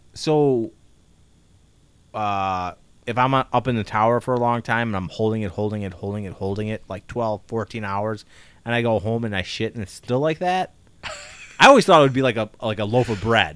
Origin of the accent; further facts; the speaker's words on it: Chicago, Illinois, United States; we're from Chicago